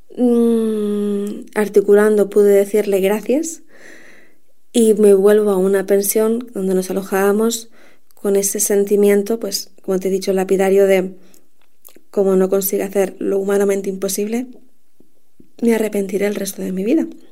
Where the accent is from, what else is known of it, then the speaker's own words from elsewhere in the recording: Canary Islands, Spain; also born or lived in Madrid; he vivido toda mi vida en Canarias, aunque nací en Madrid